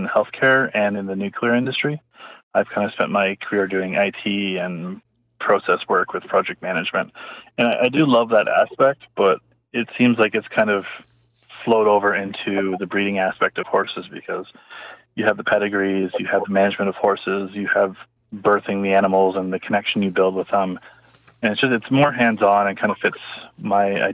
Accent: Oshawa, Ontario, Canada; I grew up in Oshawa when I was young

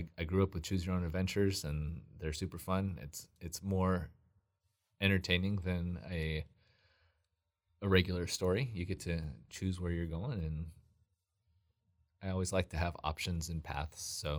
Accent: California, United States; also born or lived in Washington; I grew up mostly in Southern California. I was actually born in Washington, but when I was a toddler, we moved down to Southern California.

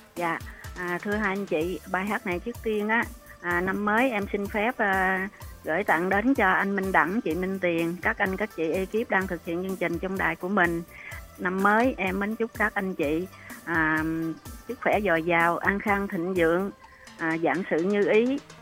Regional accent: Vinh Long, Vietnam; now in Ho Chi Minh City, Vietnam; quê gốc của em á là ở à, vĩnh long

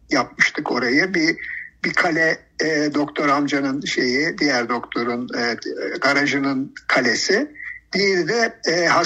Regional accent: Rize Province, Turkey; also born or lived in Samsun; 1956 yılında Samsun'da doğdum, doğmuşum. Ee, daha sonra kendimi ilk hatırladığım yer Rize'dir.

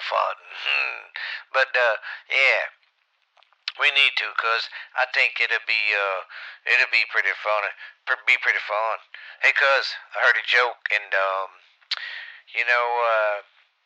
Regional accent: the South, United States; I'm from the South, and we was Democrats for a long time

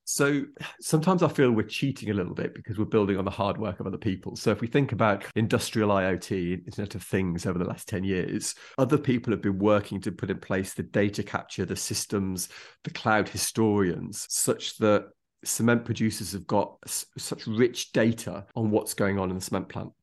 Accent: Derbyshire, East Midlands, United Kingdom; growing up in Derbyshire

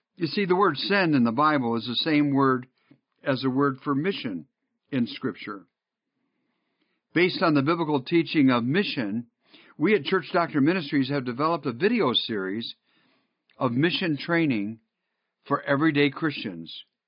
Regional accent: Northville, Michigan, United States; moved away; I grew up in Northville

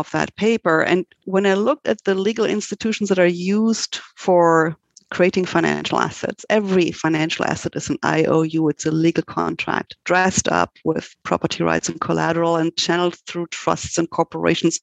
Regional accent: Germany; moved away as an adult; now in United States; I'm originally from Germany, and actually I did study law in Germany

